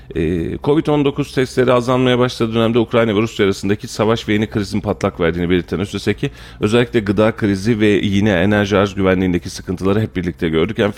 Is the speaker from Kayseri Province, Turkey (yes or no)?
yes; Argıncık, Kayseri Province, Turkey; E, bir Argıncıklı olarak Halil Bey Argıncık'ın kılıcını salladı.